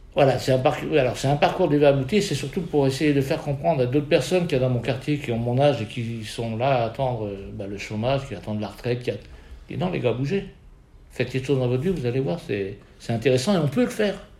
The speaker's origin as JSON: {"language": "French", "area": "Lorraine", "region": "Grand Est", "country": "France", "said": "on est Lorraine"}